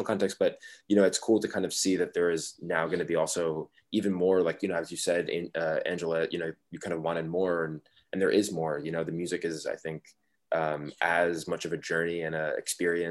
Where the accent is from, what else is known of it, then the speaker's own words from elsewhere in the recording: Highland Park, New Jersey, United States; Topaz and I both grew up in New Jersey, and he in Montclair, I grew up in Highland Park.